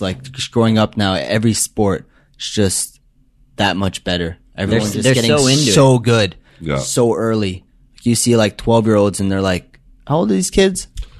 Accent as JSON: {"language": "English", "town": "Montreal", "region": "Quebec", "country": "Canada", "first_language": "English", "said": "I'm from Montreal."}